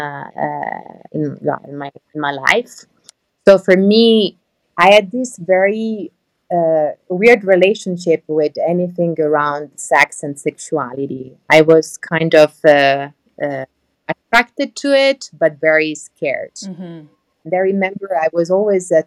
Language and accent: English; Italy; also born or lived in Netherlands; now in Amsterdam, Netherlands; I'm from Italy, but I work in the Netherlands. I'm based in the Netherlands